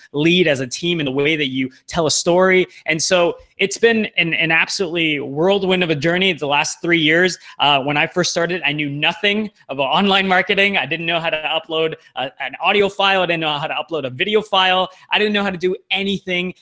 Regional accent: Toronto, Ontario, Canada; moved away as an adult; also born or lived in Vancouver; My hometown is in Toronto, and it's my first time kind of living on the West Coast.

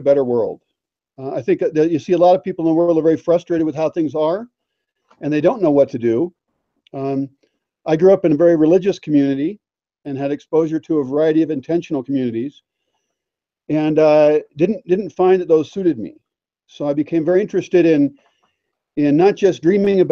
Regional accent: United States; moved away as an adult; also born or lived in Seattle, Washington; now in Mexico; I'm a gringo from the United States

